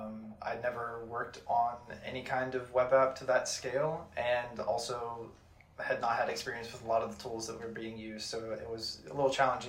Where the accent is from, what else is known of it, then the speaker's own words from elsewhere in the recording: Hunter, West Virginia, United States; I'm from Hunter, West Virginia